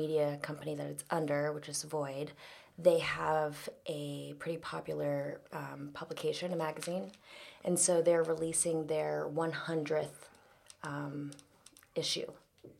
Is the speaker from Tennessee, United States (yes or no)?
no; Jacksonville, Florida, United States; moved away as an adult; also born or lived in Georgia / Los Angeles; I grew up in Florida.